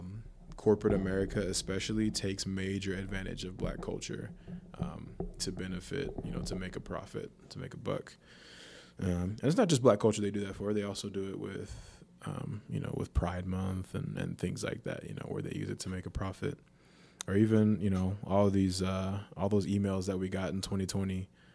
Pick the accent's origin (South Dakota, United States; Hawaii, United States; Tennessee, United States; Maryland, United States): Hawaii, United States; born there; See, I was born in Hawaii, so like I knew of Polynesian people